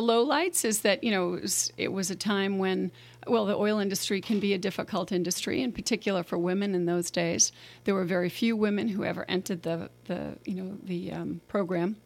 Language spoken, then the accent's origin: English; Boston, Massachusetts, United States; moved away as an adult; now in St. Helena, United States; I was born in Boston